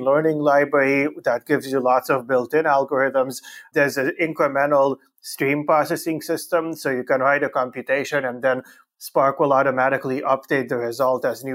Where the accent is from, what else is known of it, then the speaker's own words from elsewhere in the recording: Canada; also born or lived in Romania; I was born in Romania, in Europe, and I grew up mostly in Canada.